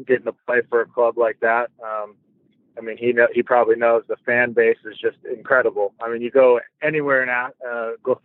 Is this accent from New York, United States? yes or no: no; Portland, Oregon, United States; moved away as an adult; now in Ankara, Turkey; I grew up in Portland. So, Oregon, which is basically like the headquarters of Nike